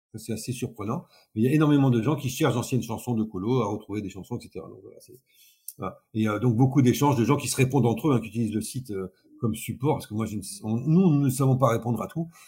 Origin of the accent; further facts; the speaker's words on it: north of France, France; moved away as an adult; now in Nice, France; je, ne suis pas originaire de Nice, hein, je suis originaire du nord de la France. Je suis descendu en vacances quand j'avais 18 ans